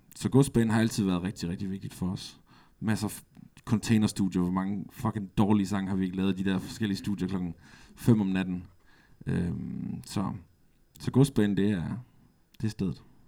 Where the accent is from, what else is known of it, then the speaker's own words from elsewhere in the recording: Aarhus, Central Denmark Region, Denmark; Jeg er fra Latinakvarteret